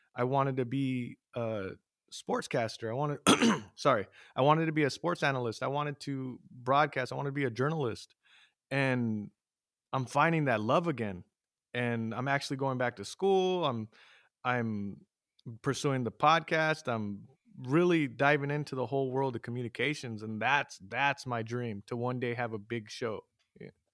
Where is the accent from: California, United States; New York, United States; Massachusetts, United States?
California, United States; San Jose; moved away as an adult; now in Los Banos, United States; I grew up in San Jose